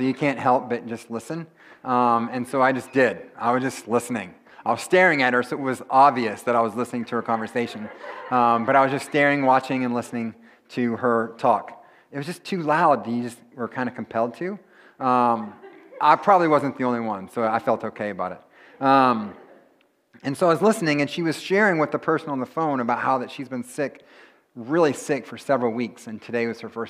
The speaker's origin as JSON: {"language": "English", "region": "South Texas", "country": "United States", "tie": "born or raised there", "also_born_or_lived": "Houston / San Antonio", "moved": "yes", "lives_now": "Lawrence, United States", "said": "I didn't grow up in Kansas, and so I grew up in South Texas and a couple of large cities down south, Houston and San Antonio"}